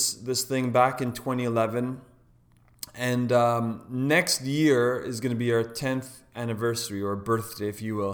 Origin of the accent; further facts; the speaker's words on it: Toronto, Ontario, Canada; a fellow Canadian. I'm from Toronto